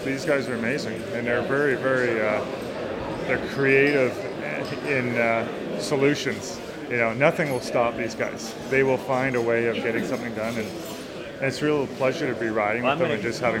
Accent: Markham, Ontario, Canada; From Markham.

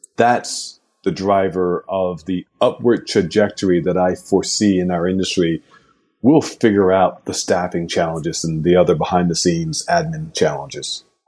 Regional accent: New York, United States; As a New Yorker

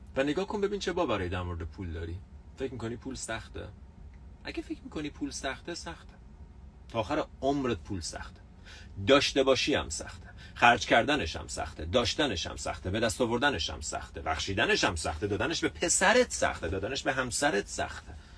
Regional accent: Iran; ماها ایرانی ها تو جوامعی بزرگ شدیم که فقر جزو باورهای اصلی بوده

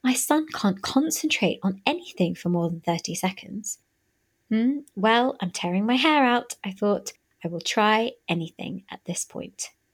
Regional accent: Birmingham, West Midlands, United Kingdom; moved away as an adult; now in London, United Kingdom; back up in my hometown of Birmingham

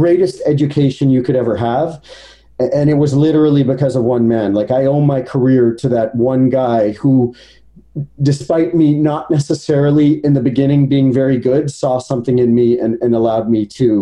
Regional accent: Edmonton, Alberta, Canada; So I was born in Edmonton, Alberta.

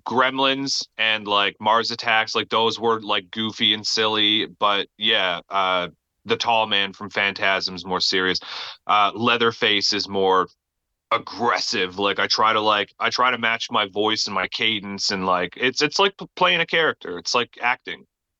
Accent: Newfoundland and Labrador, Canada; now in Alberta, Canada; And then I moved to Alberta from Newfoundland. I'm Canadian, by the way, for anybody who didn't know that already.

